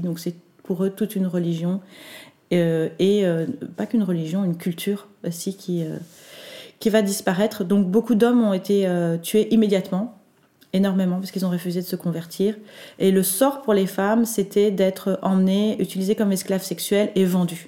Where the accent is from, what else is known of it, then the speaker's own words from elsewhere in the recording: Belgium; chez nous en Belgique